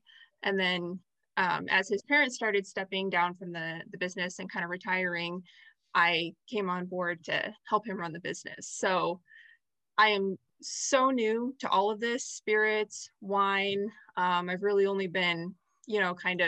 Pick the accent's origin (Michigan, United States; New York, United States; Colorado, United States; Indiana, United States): Indiana, United States; Southern; also born or lived in Chicago, Illinois; I grew up in Southern Indiana. I'm from Chicago originally, but grew up in Southern Indiana.